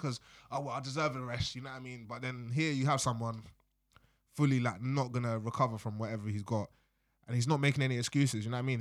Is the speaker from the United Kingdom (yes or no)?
yes; London, United Kingdom; I was born in London, raised my whole life in England, not in Wales, not in Scotland or Ireland